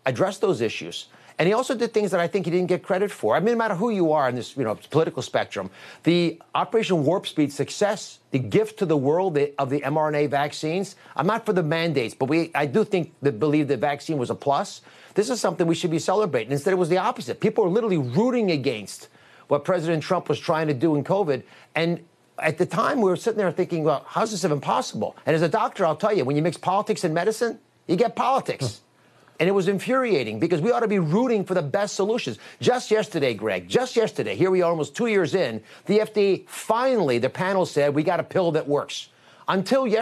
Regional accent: United States; I am an American living in America

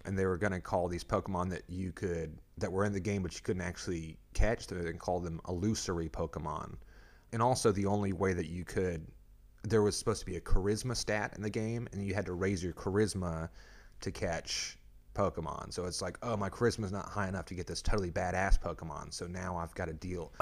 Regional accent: Arkansas, United States; moved away; I'm from Arkansas originally

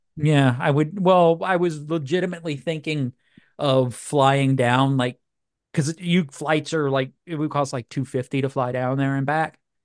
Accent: New Orleans, Louisiana, United States; moved away; I love New Orleans, man. That's my hometown.

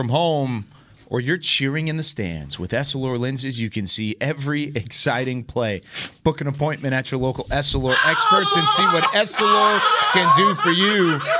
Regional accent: Waco, Texas, United States; moved away; a place special in my heart, all the way down from Central Texas, the Super Syntex region of Waco, my hometown.

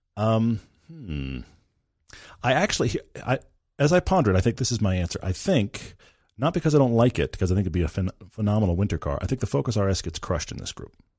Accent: Texas, United States; moved away; I grew up in Texas

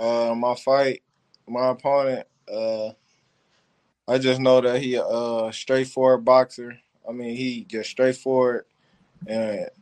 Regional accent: Cleveland, Ohio, United States; also born or lived in Detroit; Football, I'll go for Cleveland Browns, where I'm from.

